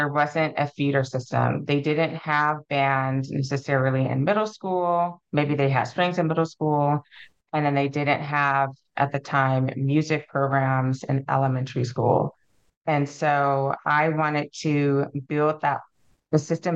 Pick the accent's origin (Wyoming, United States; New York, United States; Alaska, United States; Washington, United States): Alaska, United States; I'm from Alaska, was born and raised